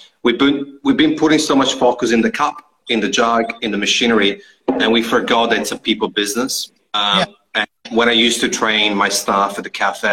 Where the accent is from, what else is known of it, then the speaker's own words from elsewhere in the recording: Italy; we're both from Italy.